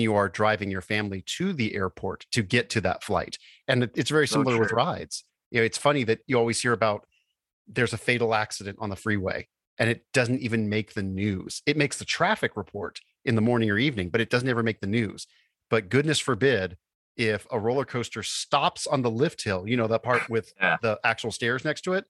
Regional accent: Bay Area, California, United States; growing up in the Bay Area

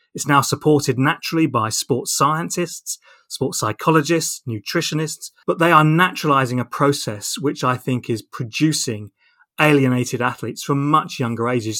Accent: Portsmouth, South East England, United Kingdom; I grew up in Portsmouth.

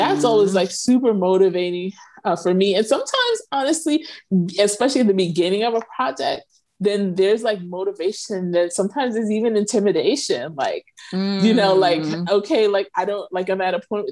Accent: New York City, New York, United States; moved away as an adult; also born or lived in Philadelphia / Galveston, Texas / North Carolina; now in Egypt; I'm actually from New York. I'm actually from Brooklyn

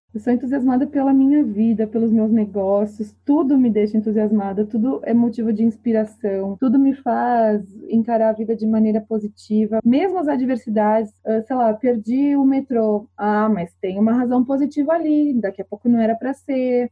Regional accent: Brazil; also born or lived in France; eu sou brasileira

